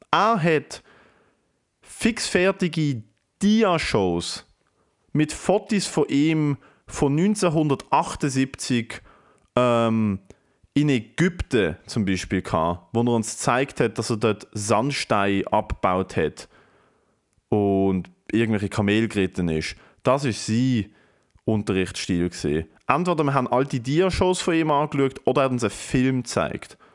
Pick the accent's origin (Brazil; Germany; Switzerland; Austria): Switzerland; Basel, Basel-Stadt; Und ich freue mich abartig, in meiner Heimatstadt dürfen auftreten. Wer in Basel Bock auf die Geschichte hat